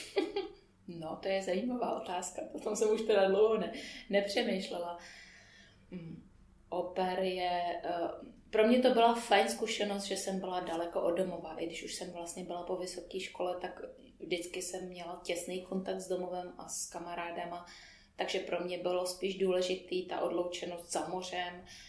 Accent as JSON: {"language": "Czech", "town": "Písek", "region": "South Bohemian Region", "country": "Czechia", "tie": "born or raised there", "also_born_or_lived": "United States", "moved": "as an adult", "lives_now": "Prague, Czechia", "said": "Pocházím z Písku, narodila jsem se v Písku, eh, tam jsem běžela hm, asi do, než jsem do maturity"}